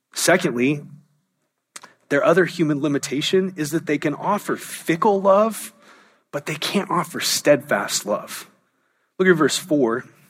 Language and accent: English; Southern California, United States; also born or lived in Anaheim / San Diego / Orange County; I, I was raised in Southern California, was born in Anaheim, lived in San Diego, moved to Orange County.